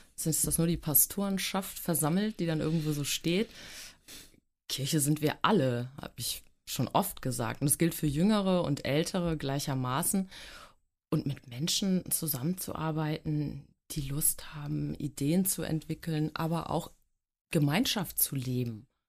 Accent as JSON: {"language": "German", "region": "Hamburg", "country": "Germany", "tie": "born or raised there", "also_born_or_lived": "Glückstadt", "said": "Ich bin sogar geborene Hamburgerin"}